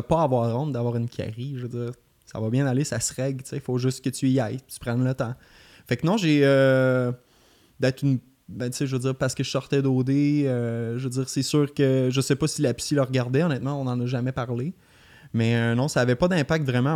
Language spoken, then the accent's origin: French; Beauce, Quebec, Canada; moved away as an adult; now in Montreal, Canada; je suis parti de la Beauce en 2015